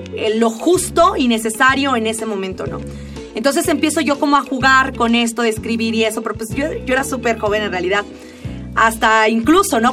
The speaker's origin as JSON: {"language": "Spanish", "region": "Oaxaca", "country": "Mexico", "tie": "born or raised there", "said": "Oaxaca, cuando yo tenía como unos 10 años"}